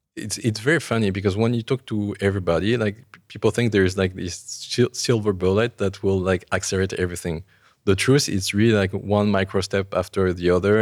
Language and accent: English; Paris, Île-de-France, France; I, I grew up in Paris